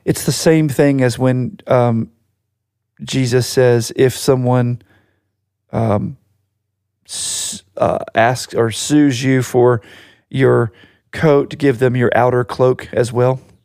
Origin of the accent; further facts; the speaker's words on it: Virginia Beach, Virginia, United States; We grew up in Virginia Beach, Virginia.